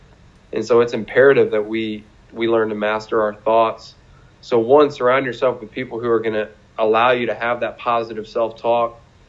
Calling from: Fort Wayne, Indiana, United States; I'm joining you from my home here in Fort Wayne, Indiana.

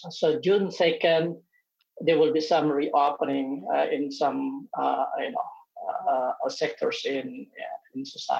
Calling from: Singapore; I'm calling from Singapore, more specifically from NTU campus where I live with my family.

